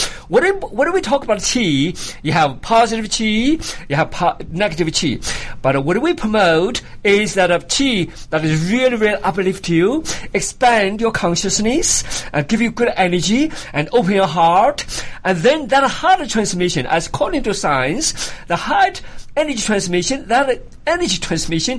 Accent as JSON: {"language": "English", "country": "China", "tie": "born or raised there", "moved": "as an adult", "lives_now": "United States", "said": "I came from China. Of course, China, during my time, you know, I was an enemy of the country. I was born as an enemy of the country."}